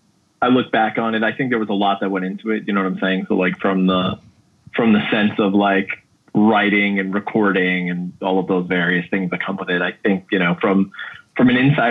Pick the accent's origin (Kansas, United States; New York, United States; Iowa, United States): New York, United States; Williston Park; also born or lived in Queens, New York; my parents moved to Williston Park, which is right by Mineola in Nassau County, when I was in kindergarten going into first grade